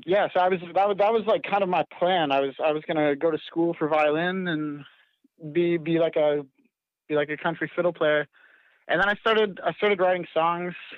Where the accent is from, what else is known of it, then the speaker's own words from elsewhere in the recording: Canada; I live on a little farm up in Canada. We build greenhouses, and so I've worked construction since I was little